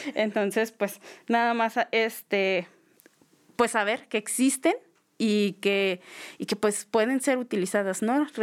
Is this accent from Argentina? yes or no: no; Creel, Chihuahua, Mexico; yo soy de Krill, de Krill, Chihuahua, pues como bien saben, un pueblo pequeño